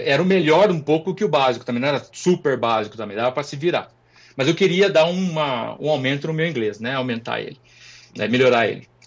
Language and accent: Portuguese; Extrema, Minas Gerais, Brazil; moved away as an adult; now in Bozeman, United States; Eu sou de Extrema, Minas Gerais.